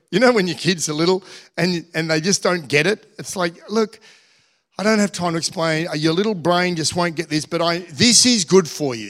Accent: Australia; we're Australian.

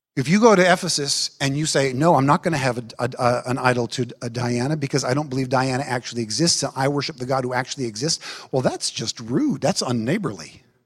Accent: United States; I am an American

